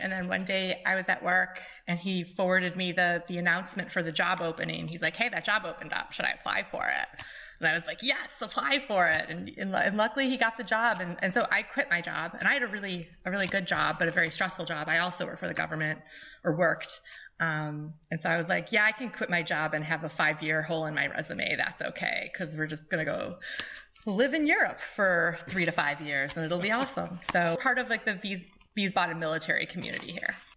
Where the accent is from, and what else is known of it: Brant, New York, United States; born or raised there